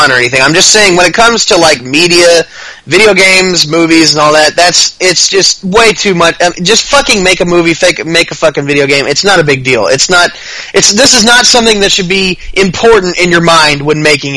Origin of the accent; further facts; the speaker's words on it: Texas, United States; I grew up in Texas. I live in Texas.